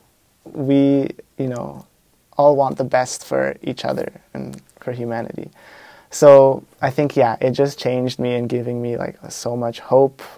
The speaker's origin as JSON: {"language": "English", "country": "Canada", "said": "I came from Canada"}